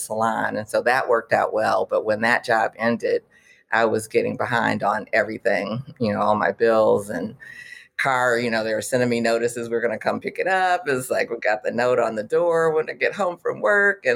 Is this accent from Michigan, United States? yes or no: yes; Detroit, Michigan, United States; moved away as an adult; also born or lived in Houston, Texas / Washington, District of Columbia, United States; I'm originally from Detroit, but I was living in the Houston area, going to U of H